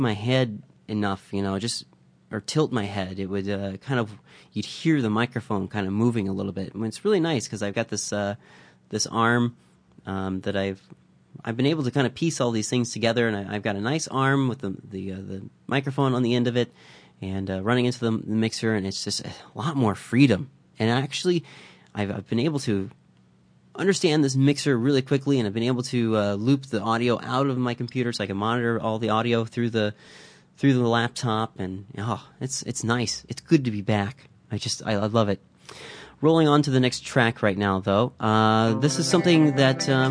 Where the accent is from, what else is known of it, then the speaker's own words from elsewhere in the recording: Midwest, United States; now in Vancouver, Canada; I grew up in the Midwest